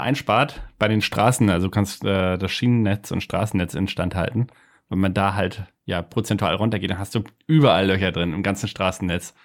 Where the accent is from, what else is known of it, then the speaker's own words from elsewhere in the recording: Lübeck, Schleswig-Holstein, Germany; Lübeck natürlich. Lübeck, okay. Schöne Stadt der Hanse an der Ostsee. Meine Heimat.